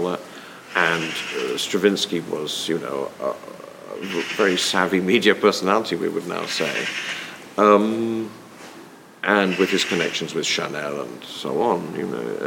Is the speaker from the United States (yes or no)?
no; United Kingdom; as a British person